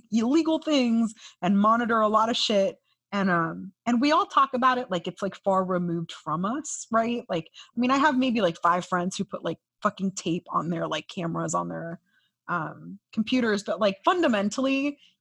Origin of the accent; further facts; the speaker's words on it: California, United States; now in Miami, United States; my home state of California